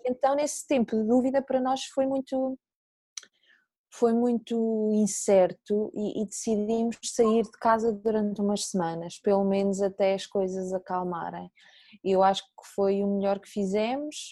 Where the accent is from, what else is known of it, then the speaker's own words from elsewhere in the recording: Nazaré, Centro, Portugal; moved away as an adult; da minha terra natal, da Nazaré